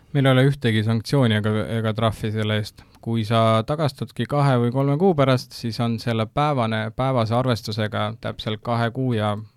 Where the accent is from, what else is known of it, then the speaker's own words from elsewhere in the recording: Maardu, Harju County, Estonia; ma tegelikult ise kasvasin üles ka Maardus